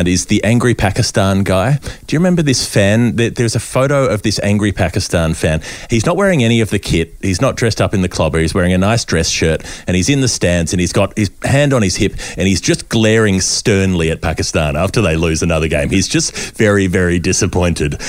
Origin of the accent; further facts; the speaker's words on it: Australia; as an Australian